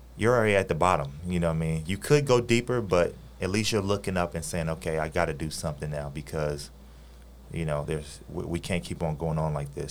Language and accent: English; Los Angeles, California, United States; moved away as an adult; now in Taiwan; my hometown, Los Angeles, California